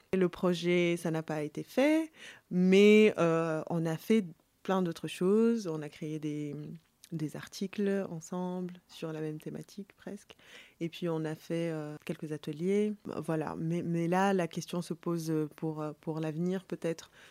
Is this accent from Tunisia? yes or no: yes; Tunis, Tunis Governorate, Tunisia; je suis née à Tunis